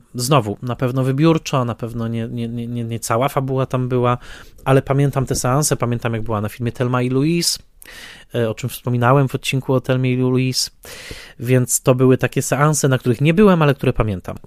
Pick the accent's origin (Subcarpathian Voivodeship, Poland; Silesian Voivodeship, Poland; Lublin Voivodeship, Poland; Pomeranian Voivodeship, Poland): Silesian Voivodeship, Poland; Tarnowskie Góry; also born or lived in Strzybnica; now in Warsaw, Poland; ja dorastałem w Tarnowskich Górach, konkretnie w dzielnicy Tarnowskich Gór